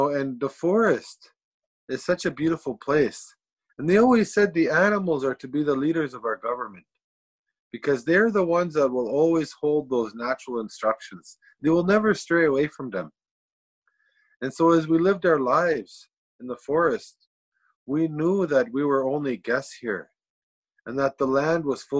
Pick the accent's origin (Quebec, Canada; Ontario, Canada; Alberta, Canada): Ontario, Canada; Serpent River First Nation; I'm from a place called Serpent River First Nation, and I'm from the Fish Clan